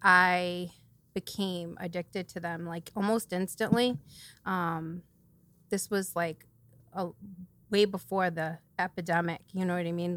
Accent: New Bedford, Massachusetts, United States; I'm from New Bedford, so I've lived here my whole life

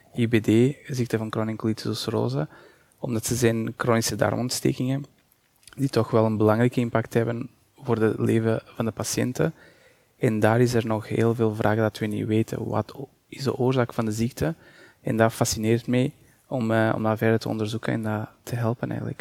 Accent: Portugal; Dutch is a second language; moved away as an adult; now in Belgium; Ik ben Portugees en ik ben daar afgestudeerd en ik ben pas in 2010 naar België vertrokken.

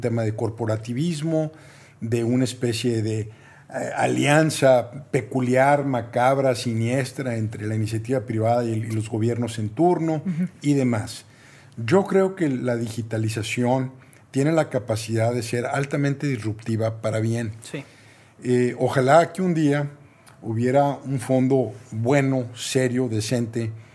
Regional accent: Mexico; soy mexicano

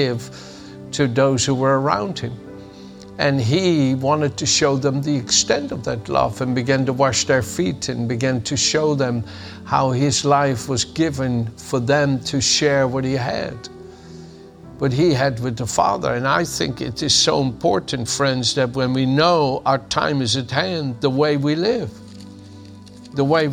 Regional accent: The Hague, South Holland, Netherlands; moved away; also born or lived in Amsterdam, Netherlands; the city of Den Haag, my hometown

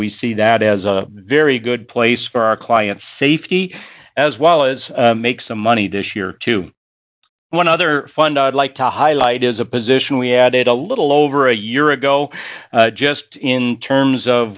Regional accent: Madison, Minnesota, United States; my hometown of Madison, Minnesota

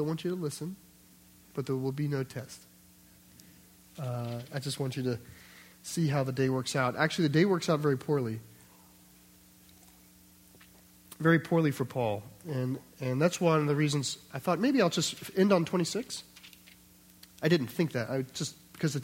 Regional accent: United States; we're American

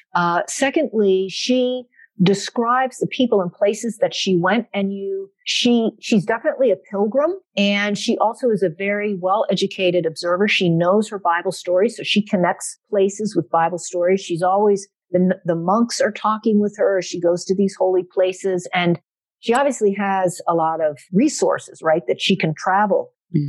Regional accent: South Central Pennsylvania, United States; also born or lived in Pittsburgh, Pennsylvania; I was born in Pittsburgh, Pennsylvania. And so I am a diehard Steeler fan. Um, that is definitely a part of our of our family growing up. Um, I grew up though primarily in South Central Pennsylvania.

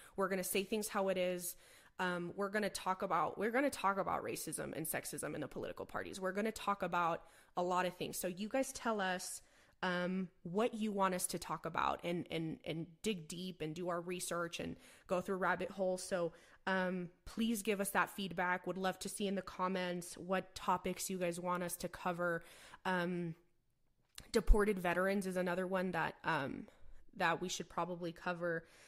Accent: El Paso, Texas, United States; also born or lived in San Antonio, Texas; I was born and raised in El Paso, Texas, the largest border city in the United States.

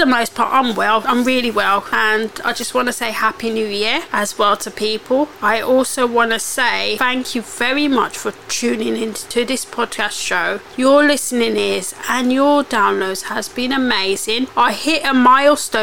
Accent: United Kingdom; I love being British.

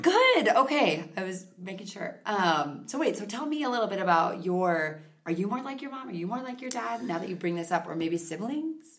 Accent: Victoria, Minnesota, United States; also born or lived in South Dakota / Chaska, Minnesota / St. Peter, Minnesota / St. Paul, Minnesota; I actually grew up in a smaller town called Victoria.

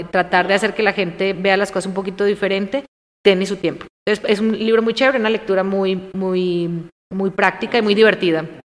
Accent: Armenia, Quindío, Colombia; moved away as an adult; now in Mexico; Yo nací ahí, soy armenia, de Armenia, ¿vale? soy cuyabra. Y tomamos café. Entonces tomo café desde niña

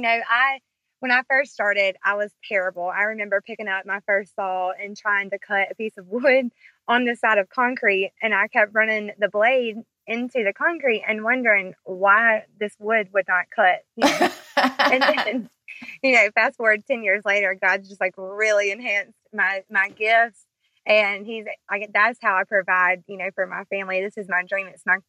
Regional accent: Brewton, Alabama, United States; I am from Brewton, Alabama, born and raised here. I'm 30 years old

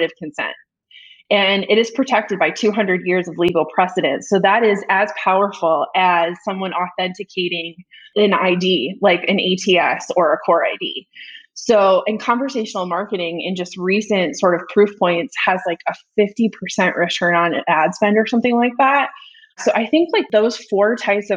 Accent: Iowa, United States; now in Atlanta, United States; I'm from Iowa

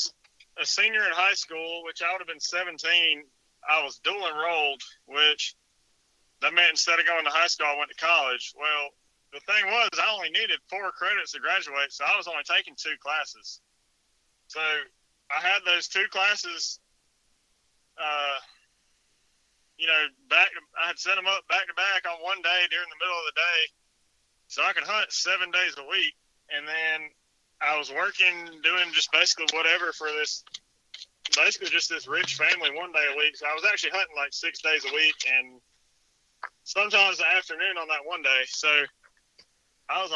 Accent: Jones County, Georgia, United States; I'm from Jones County, Georgia, and I own a painting business for a living

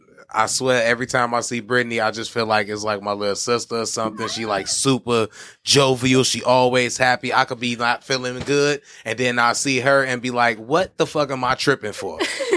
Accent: Chicago, Illinois, United States; Yeah, I'm from Chicago.

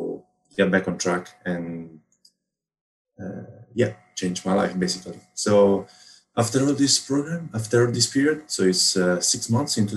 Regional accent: Rome, Lazio, Italy; I come from Rome, Italy

